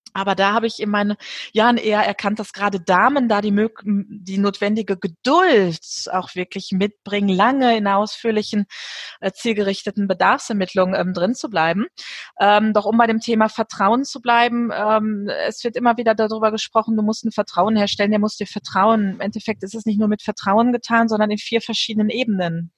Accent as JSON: {"language": "German", "country": "Germany", "said": "bei uns in Deutschland"}